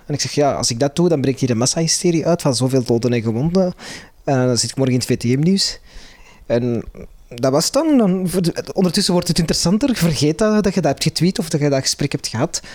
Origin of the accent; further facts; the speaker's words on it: Antwerp, Flanders, Belgium; Ik ben in Antwerpen opgegroeid